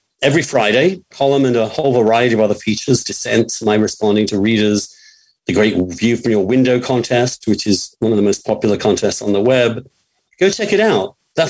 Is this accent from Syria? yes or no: no; England, United Kingdom; moved away; when I came from England, no person in my family got to college before.